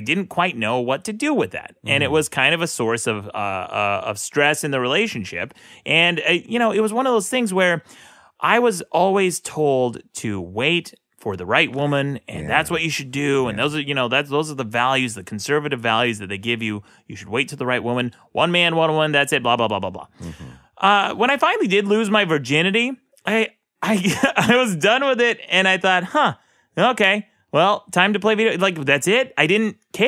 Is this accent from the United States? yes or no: yes; Utah, United States; I grew up with conservative parents in the most conservative state in the United States. Mm-hmm. Utah's a very red state.